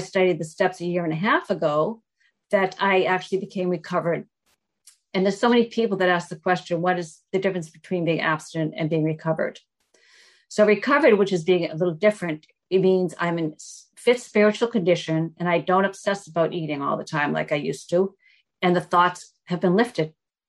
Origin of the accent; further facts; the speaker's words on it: Newton, Massachusetts, United States; I was raised in Newton, Massachusetts